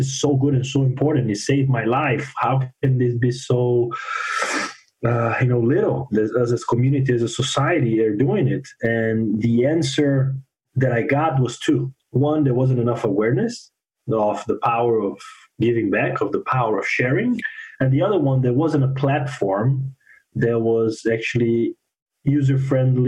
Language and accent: English; Brazil; moved away as an adult; also born or lived in Fort Wayne, Indiana; now in Miami, United States; I'm originally from Brazil